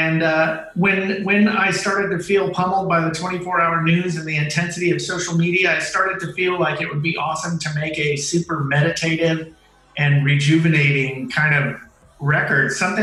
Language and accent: English; Oakland, California, United States; I am 100% Mexican, but I was born in Oakland, California